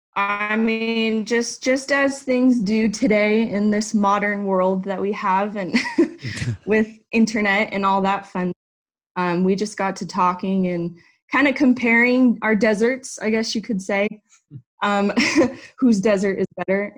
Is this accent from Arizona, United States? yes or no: yes; Phoenix, Arizona, United States; moved away as an adult; I am from Arizona. I was born and raised in Phoenix. Really lived there my whole life